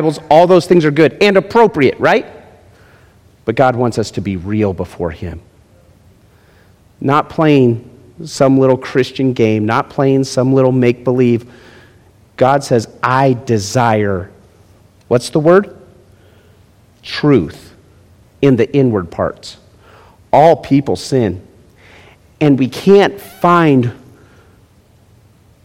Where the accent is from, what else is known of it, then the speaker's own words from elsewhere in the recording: Las Vegas, Nevada, United States; also born or lived in Florida; where are you from? Las Vegas